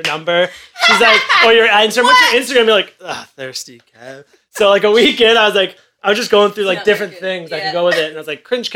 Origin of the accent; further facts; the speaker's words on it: Ajax, Ontario, Canada; I'm from Ajax